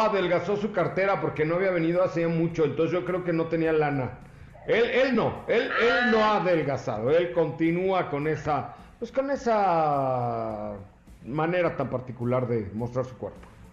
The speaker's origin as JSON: {"language": "Spanish", "country": "Mexico"}